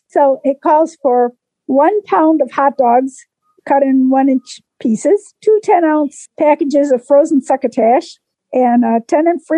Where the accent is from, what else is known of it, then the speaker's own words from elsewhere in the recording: Waynesville, North Carolina, United States; I'm from Waynesville, North Carolina